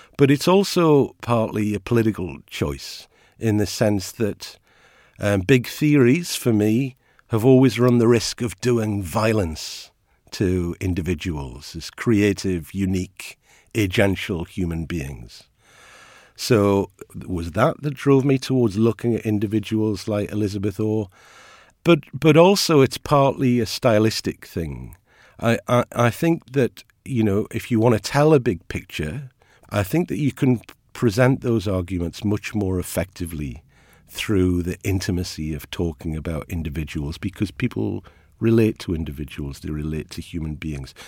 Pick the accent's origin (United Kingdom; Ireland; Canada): United Kingdom; Ashington, North East England; I am from Ashington. Uh, my family are a coal mining family.